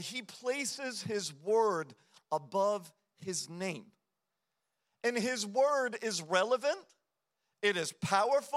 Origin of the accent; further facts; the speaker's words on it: United States; as an American culture